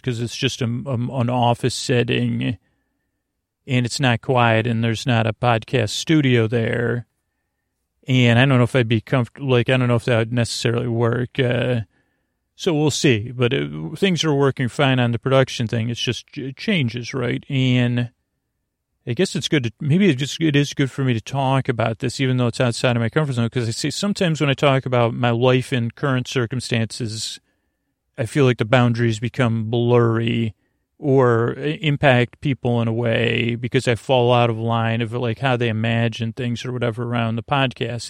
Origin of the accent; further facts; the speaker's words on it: Syracuse, New York, United States; someone from Syracuse